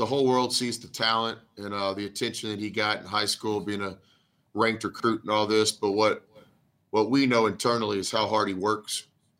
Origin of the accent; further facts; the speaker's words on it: Texas, United States; moved away as an adult; also born or lived in Kansas / Oklahoma; growing up in Texas, you know, Whataburger was always the spot